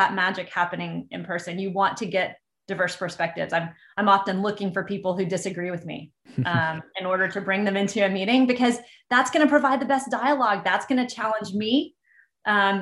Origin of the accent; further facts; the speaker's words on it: Texas, United States; I grew up in Texas, and further, I grew up in a small town in the middle of Texas